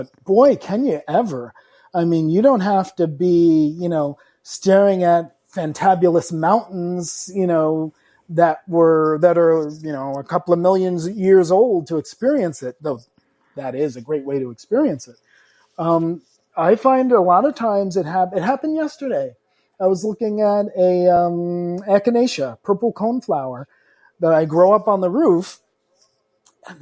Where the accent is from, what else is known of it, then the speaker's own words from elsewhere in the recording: South Shore of Long Island, New York, United States; I grew up on the South Shore of Long Island.